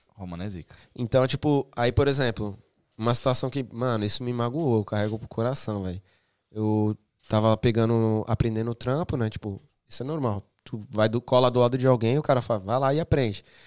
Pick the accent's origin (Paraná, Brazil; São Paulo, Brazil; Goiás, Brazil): São Paulo, Brazil; Santos; moved away as an adult; also born or lived in England; now in United Kingdom; em Santos é, tem o Morro São Bento, que é de onde eu sou.